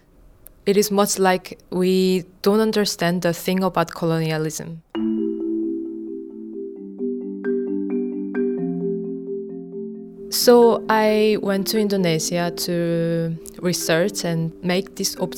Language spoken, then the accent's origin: English; South Korea; moved away; I'm from South Korea.